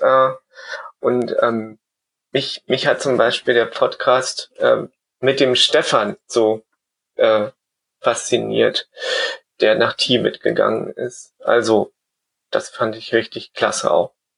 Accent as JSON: {"language": "German", "country": "Germany", "moved": "as an adult", "lives_now": "Vienna, Austria", "said": "Ich bin ja eigentlich aus Deutschland und bin dann wegen meiner Arbeit nach Österreich gegangen. 2006 nach Wien"}